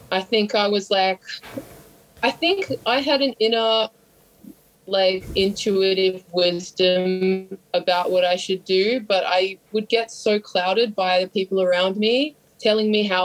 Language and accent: English; Sydney, New South Wales, Australia; We wear leather jackets and we drink heaps of booze, and yeah, we're from Sydney, like that kind of vibe.